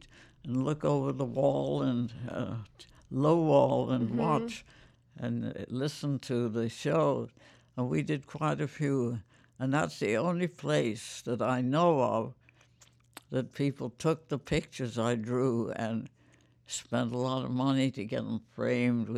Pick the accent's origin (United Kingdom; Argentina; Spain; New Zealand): United Kingdom; London; now in Chicago, United States; I was raised in London, in England